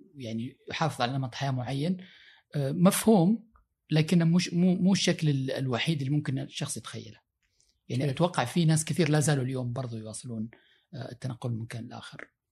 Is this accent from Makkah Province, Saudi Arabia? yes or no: yes; Makkah Province, Saudi Arabia; moved away as an adult; now in United States; عشت جزء من حياتي في البادي وعشت جزء يعني في المدينه